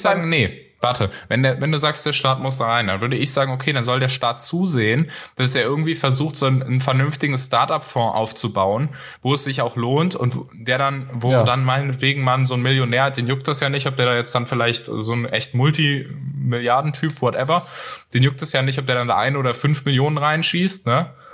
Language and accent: German; North Rhine-Westphalia, Germany; ich komme aus NRW